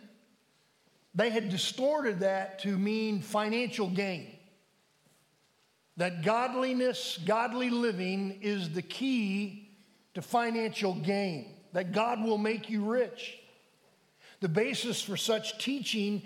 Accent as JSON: {"language": "English", "country": "United States", "said": "we as American Christians"}